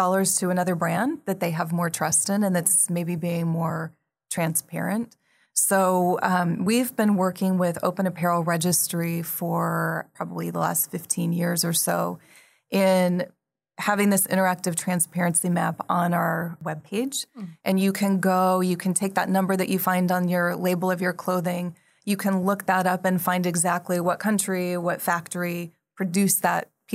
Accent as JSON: {"language": "English", "region": "the West", "country": "United States", "tie": "born or raised there", "moved": "as an adult", "lives_now": "Taipei, Taiwan", "said": "I grew up in the West"}